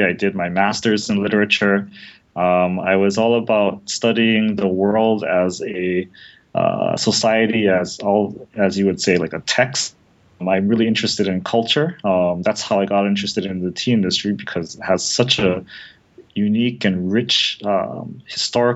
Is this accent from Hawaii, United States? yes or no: yes; Honolulu, Hawaii, United States; moved away as an adult; also born or lived in Rhode Island; now in Japan; I'm originally from Honolulu, Hawaii